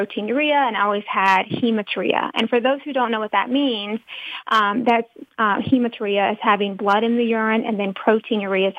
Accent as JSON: {"language": "English", "region": "North Carolina", "country": "United States", "said": "I'm from the South, I'm from North Carolina"}